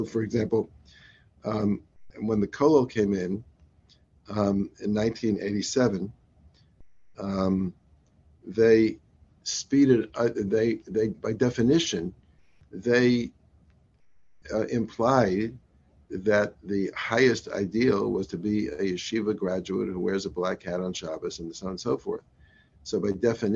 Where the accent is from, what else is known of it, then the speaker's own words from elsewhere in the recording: Atlanta, Georgia, United States; Having been raised in Atlanta